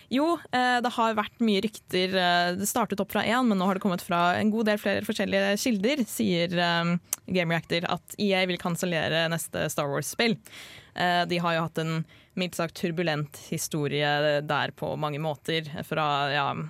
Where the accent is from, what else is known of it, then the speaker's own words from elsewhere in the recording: Drøbak, Akershus, Norway; Jeg feira verken julaften eller nyttår hjemme i Drøbak